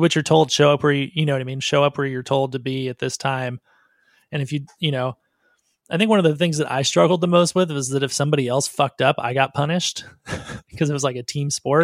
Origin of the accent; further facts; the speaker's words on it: Southern California, United States; I'm from Southern California, and so it was easy to move to Hollywood